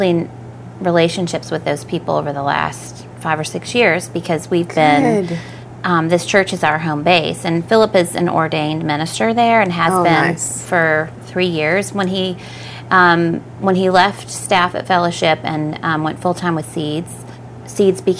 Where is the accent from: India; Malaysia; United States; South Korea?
United States; Oklahoma; moved away; we grew up in Oklahoma